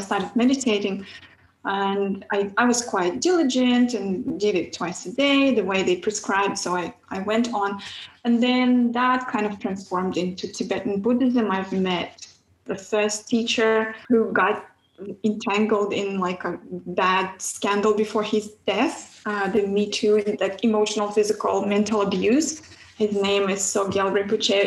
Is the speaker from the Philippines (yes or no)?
no; Kazakhstan; moved away; I grew up in Kazakhstan